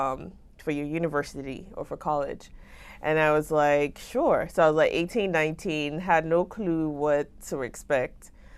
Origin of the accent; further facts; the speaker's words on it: Lagos, Nigeria; moved away as an adult; now in United States; So I grew up in Nigeria, so in Lagos specifically.